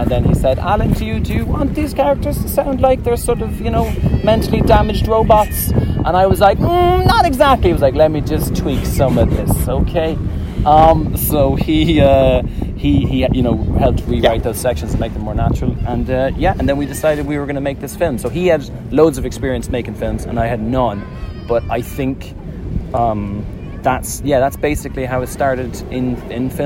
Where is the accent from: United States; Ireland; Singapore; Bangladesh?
Ireland; now in Brighton, United Kingdom; because I'm Irish